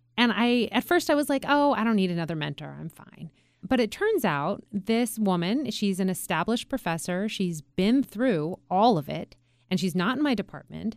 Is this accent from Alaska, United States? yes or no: yes; Juneau, Alaska, United States; I was born and raised in Alaska, and I was born and raised in a town that had no roads out. So the only way that you could get to Juneau